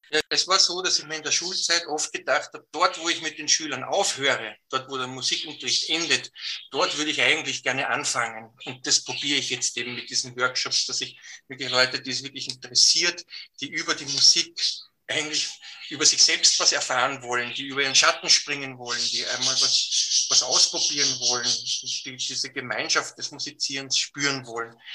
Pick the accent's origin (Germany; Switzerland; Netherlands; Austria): Austria; bei uns in Österreich